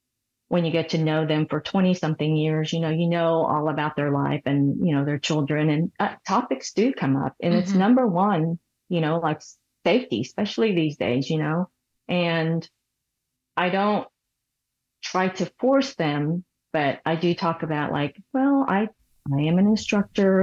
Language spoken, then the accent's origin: English; Seoul, South Korea; moved away; I was born in Seoul, Korea